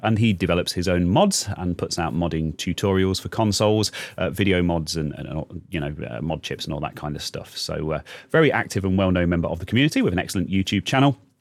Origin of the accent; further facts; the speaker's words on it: United Kingdom; we're British here.